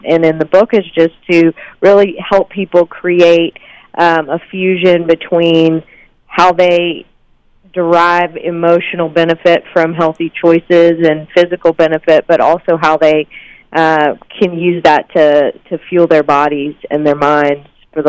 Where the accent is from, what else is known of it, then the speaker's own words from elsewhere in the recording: the South, United States; I grew up in the South, too, and my mom made buttermilk biscuits every morning for breakfast